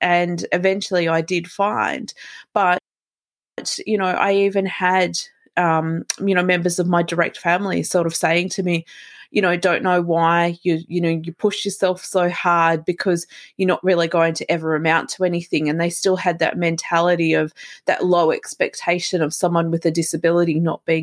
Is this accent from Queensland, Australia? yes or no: no; Melbourne, Victoria, Australia; I'm from Melbourne, Australia.